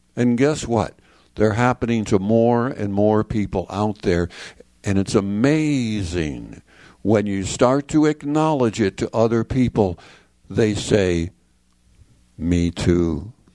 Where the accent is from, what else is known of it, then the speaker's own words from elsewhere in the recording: Chicago, Illinois, United States; now in San Antonio, United States; I'm uh, now in San Antonio, Texas. I grew up in Chicago, Illinois.